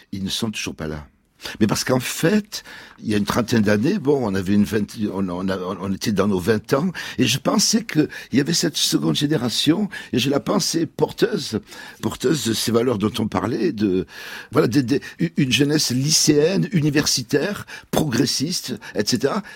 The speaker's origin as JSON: {"language": "French", "country": "France", "said": "la France est à nous parce qu'on est français"}